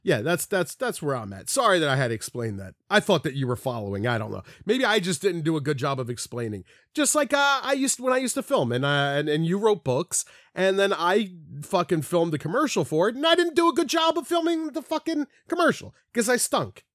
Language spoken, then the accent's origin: English; Philadelphia, Pennsylvania, United States; that's how I grew up saying it in Philly, at least my section of Philly.